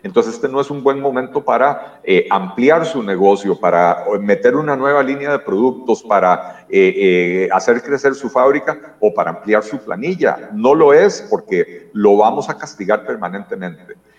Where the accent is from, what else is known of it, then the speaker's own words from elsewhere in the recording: Costa Rica; nosotros como costarricenses